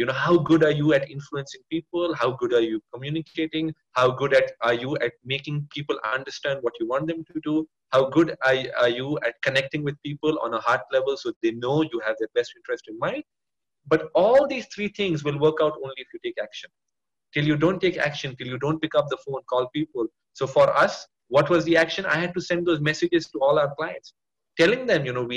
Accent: India; I am Indian

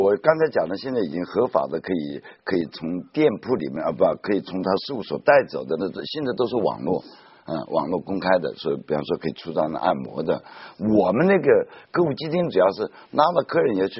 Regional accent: China; 福建帮跟呃上海帮，然后东北帮，呃都是我们中国人自己在里面。

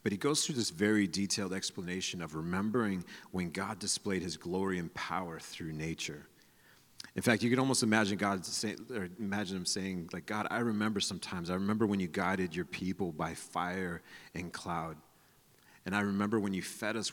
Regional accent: San Diego, California, United States; I'm from San Diego

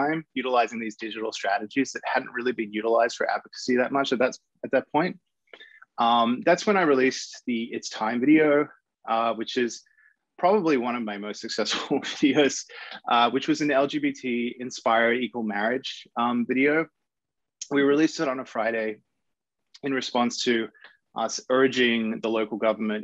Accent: Sydney, New South Wales, Australia; I grew up in Sydney, Australia

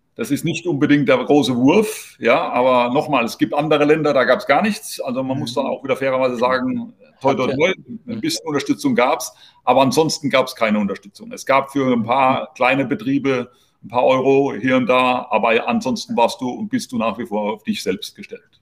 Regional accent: Heidelberg area, Baden-Württemberg, Germany; moved away as an adult; now in Spain; ich komme jetzt aus der Heidelberger Gegend

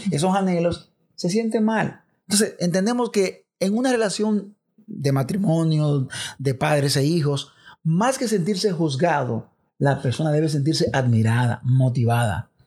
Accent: Dominican Republic; los dominicanos nos encanta el béisbol

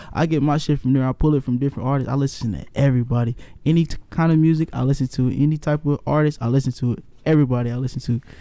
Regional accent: Kansas City, Missouri, United States; now in San Diego, United States; I'm from Kansas City. I'm a city boy

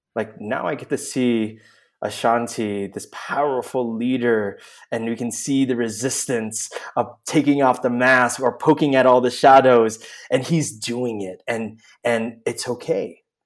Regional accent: Oakland, California, United States; moved away as an adult; now in San Miguel de Allende, Mexico; I'm originally from the Bay Area. Uh, Oakland is my home, and I now live in San Miguel de Allende, Mexico, with my husband

